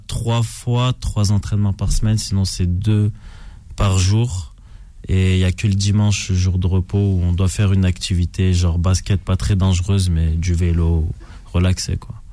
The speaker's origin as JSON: {"language": "French", "country": "France", "also_born_or_lived": "Canada", "moved": "as an adult", "said": "Moi, j'ai quitté la France euh, il y a 12 ans maintenant."}